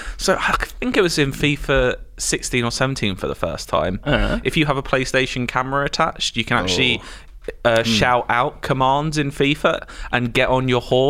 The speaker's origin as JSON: {"language": "English", "country": "United Kingdom", "said": "And we're British."}